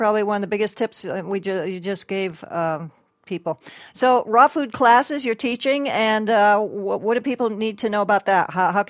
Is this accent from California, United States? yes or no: no; Connecticut, United States; moved away; because I'm from Connecticut myself.